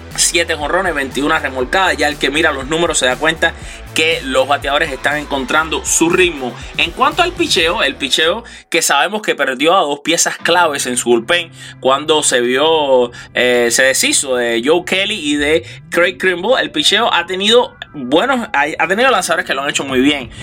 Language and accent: Spanish; Cuba; Y yo también soy cubano